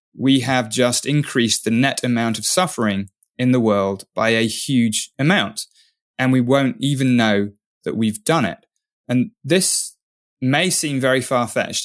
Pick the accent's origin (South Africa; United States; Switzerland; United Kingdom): United Kingdom; England; I'm English